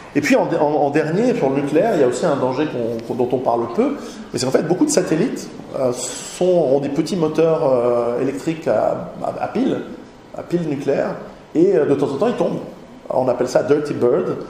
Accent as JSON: {"language": "French", "country": "Switzerland", "said": "chez nous en Suisse"}